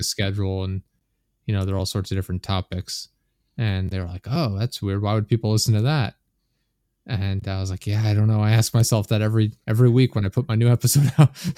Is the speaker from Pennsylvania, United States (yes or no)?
yes; Pennsylvania, United States; I'm from Pennsylvania in the U S